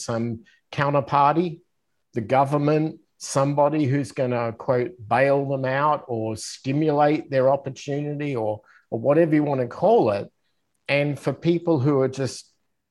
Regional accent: Australia; moved away as an adult; as an Australian

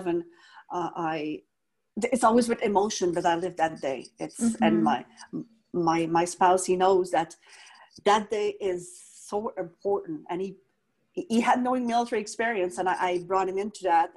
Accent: Quebec, Canada; I never forget where I come from, regardless it is from my hometown in Quebec

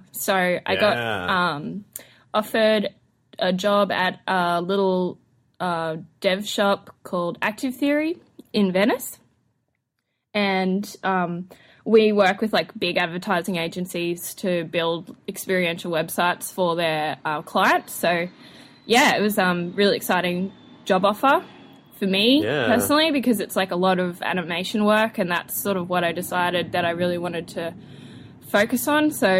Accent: Queensland, Australia; accent: Australian; moved away as an adult; now in Los Angeles, United States; Born and raised in Australia, North Queensland. Which means my Australian accent is particularly Australian. But I've been in LA now for almost a year.

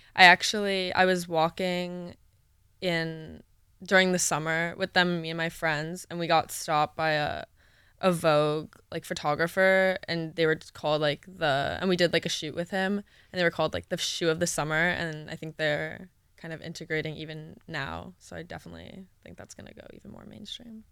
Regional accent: New York City, New York, United States; moved away; my hometown, New York City

